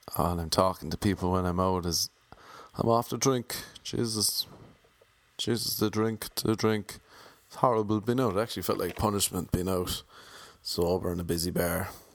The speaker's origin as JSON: {"language": "English", "country": "Ireland", "accent": "Irish", "moved": "as an adult", "lives_now": "Los Angeles, United States", "said": "Back home in Ireland"}